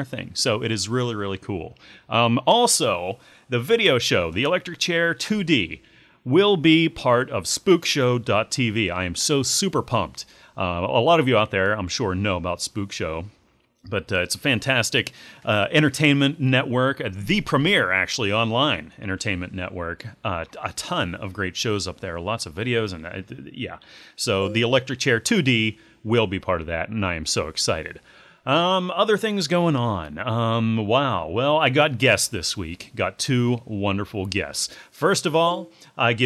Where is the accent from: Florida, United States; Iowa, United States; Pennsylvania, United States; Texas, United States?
Pennsylvania, United States; Pittsburgh; I grew up near Pittsburgh.